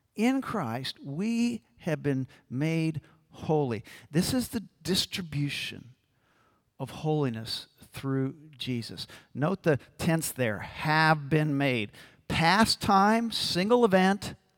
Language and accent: English; New Orleans, Louisiana, United States; I'm from New Orleans